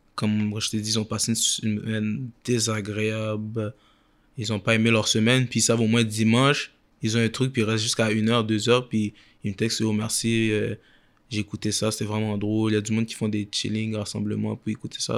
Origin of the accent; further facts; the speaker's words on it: Quebec, Canada; je viens de Québec